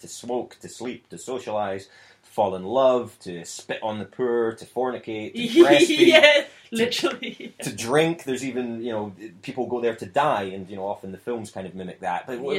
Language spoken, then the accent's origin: English; United Kingdom; being British